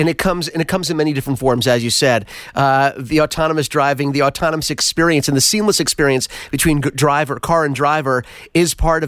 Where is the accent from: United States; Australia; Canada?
United States; East Coast; now in Los Angeles, United States; growing up on the East Coast in the mountains